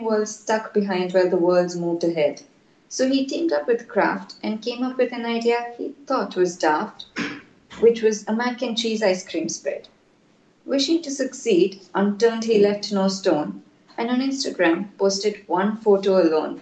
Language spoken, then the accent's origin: English; India; I'm from India